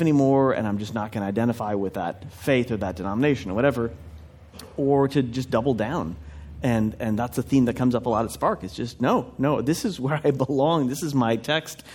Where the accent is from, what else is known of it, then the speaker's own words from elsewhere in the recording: Minnesota, United States; I grew up in in Minnesota in a traditional evangelical environment